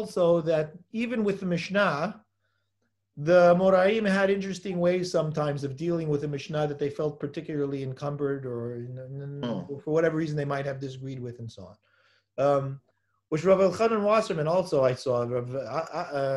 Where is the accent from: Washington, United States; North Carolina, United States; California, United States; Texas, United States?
California, United States; Los Angeles; I'm from Los Angeles